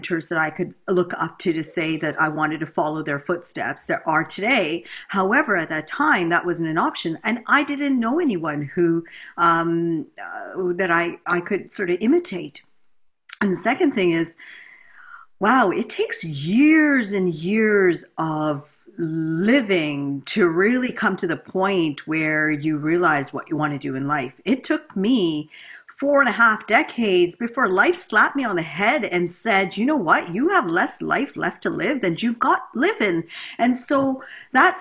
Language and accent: English; Canada; also born or lived in India / United States; we migrated here to Canada. Grew up in a typical middle upper class sort